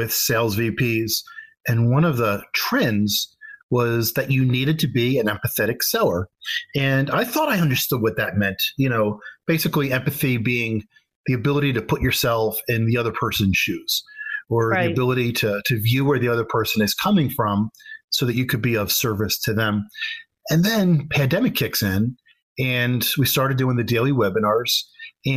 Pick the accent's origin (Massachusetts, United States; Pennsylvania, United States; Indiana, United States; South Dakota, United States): Pennsylvania, United States; Philadelphia; I grew up in Philadelphia, Pennsylvania